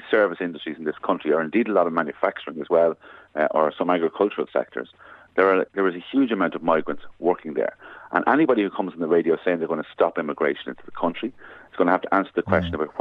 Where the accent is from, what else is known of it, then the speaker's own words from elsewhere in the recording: Ireland; as Irish people, we often hear, oh, there's so much emigration.